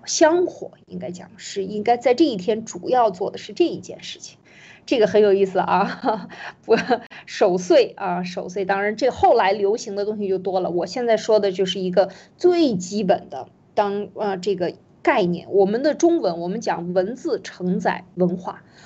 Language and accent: Chinese; China; 我们中国人应该找回自己的这个原，原来本来的面貌